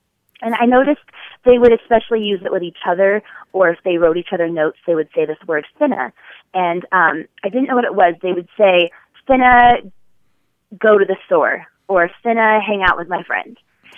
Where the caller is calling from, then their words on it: Dallas, Texas, United States; also born or lived in Los Angeles; I'm calling from Dallas, Texas.